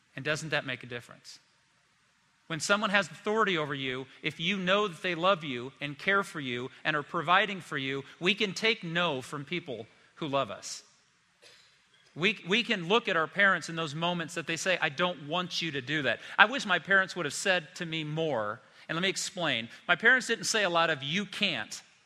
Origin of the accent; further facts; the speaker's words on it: South Bend, Indiana, United States; I grew up in Indiana. Storms would come through South Bend